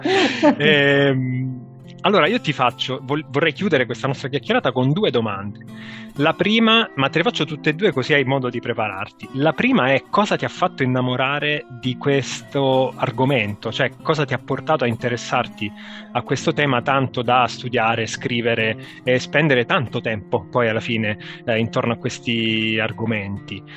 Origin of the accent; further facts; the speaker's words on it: Apulia, Italy; moved away; io vengo dalla Puglia, sono nato in Puglia